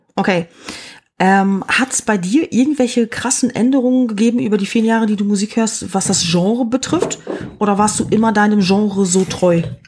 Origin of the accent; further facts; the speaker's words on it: Germany; als Deutscher